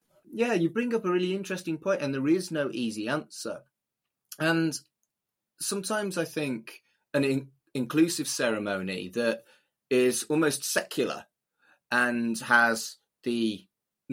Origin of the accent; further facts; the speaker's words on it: United Kingdom; I'm British